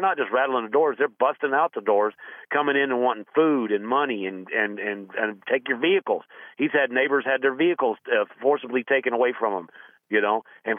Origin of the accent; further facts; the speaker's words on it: Texas, United States; moved away as an adult; I'm a transplant from Texas. I moved here in 2000 because of a job relocation.